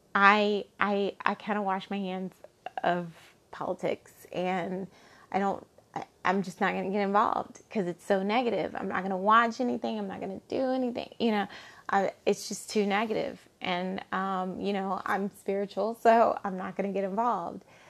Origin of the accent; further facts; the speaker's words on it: Alabama, United States; I grew up in Alabama